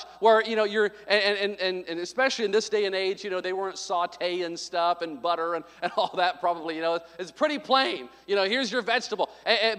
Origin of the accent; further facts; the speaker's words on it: the South, United States; moved away; I came from the South